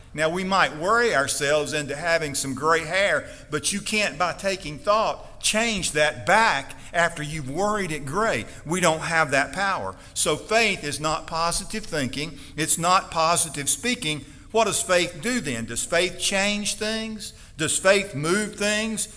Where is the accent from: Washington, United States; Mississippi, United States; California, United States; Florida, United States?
Mississippi, United States; Stonewall; We had a sanforizer in my hometown. We had a cotton mill that took a bale of cotton. They delivered bales of cotton every day to our little town, Stonewall, Mississippi